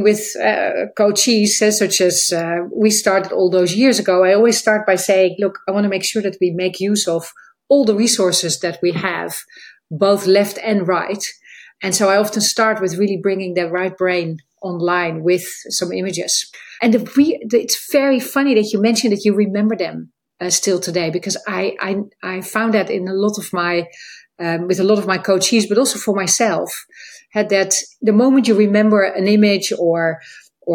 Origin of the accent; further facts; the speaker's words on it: Netherlands; moved away as an adult; now in United Kingdom; I live in the UK for 20 years, but as you hear, I am from the Netherlands